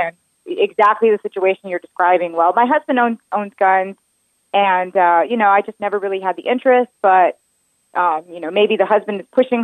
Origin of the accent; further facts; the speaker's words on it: South Carolina, United States; South Carolina is my home state.